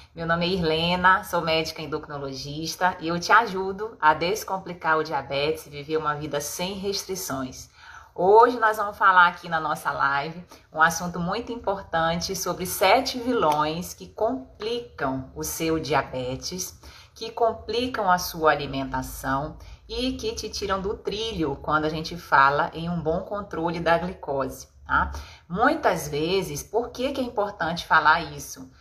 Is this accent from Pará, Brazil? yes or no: yes; Pará, Brazil; a gente é paraense